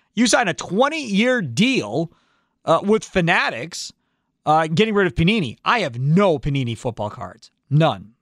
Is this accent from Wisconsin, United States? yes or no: yes; Kenosha, Wisconsin, United States; Having been born and raised in Kenosha and never leaving Wisconsin as far as living here